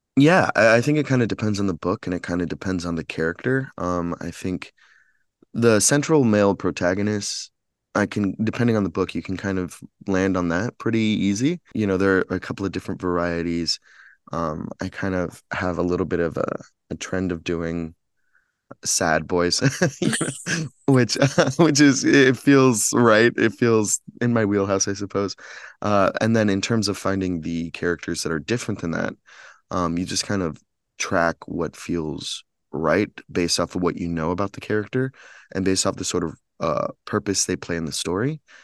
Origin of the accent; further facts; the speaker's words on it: Chicago, Illinois, United States; moved away as an adult; now in Los Angeles, United States; I'm from Chicago, but I'm based in Los Angeles now